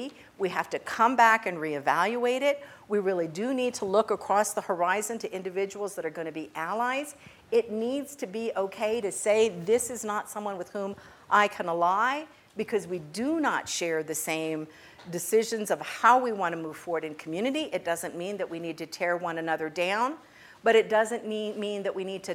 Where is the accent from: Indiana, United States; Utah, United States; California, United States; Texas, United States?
Texas, United States; El Paso; now in Austin, United States; I grew up in El Paso, Texas